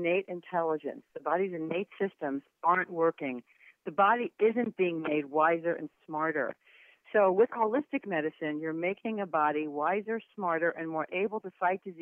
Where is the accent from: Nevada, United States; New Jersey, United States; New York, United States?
New Jersey, United States; I was from New Jersey